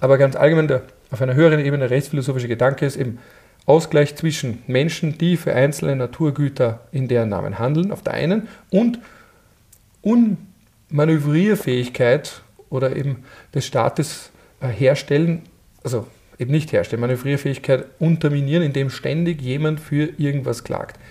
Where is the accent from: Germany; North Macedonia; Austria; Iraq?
Austria; bei uns in Österreich